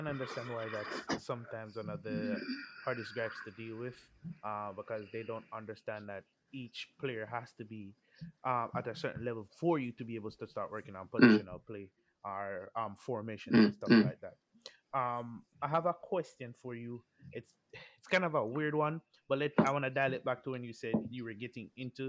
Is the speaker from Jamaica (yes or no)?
yes; Jamaica; moved away; Well, I grew up in Jamaica.